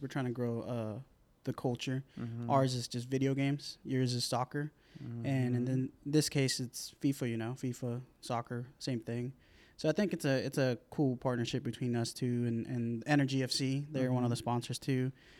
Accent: Moore, Oklahoma, United States; I grew up in Moore, South OKC

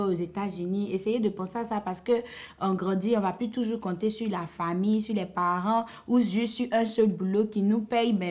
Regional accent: Côte d’Ivoire; en tant qu'Ivoirien, en vivant en Côte d'Ivoire

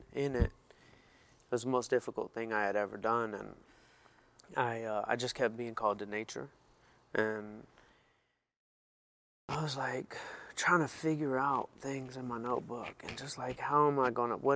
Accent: Atlanta, Georgia, United States; moved away; I'm from Atlanta

